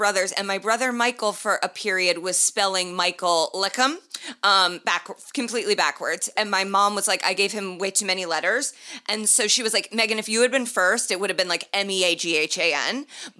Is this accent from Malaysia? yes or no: no; Ireland; And we are both Irish.